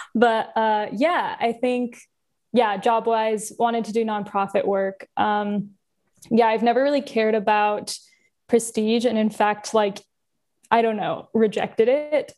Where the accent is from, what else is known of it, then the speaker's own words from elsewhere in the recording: Southern California, United States; I grew up in Southern California, uh, small town-ish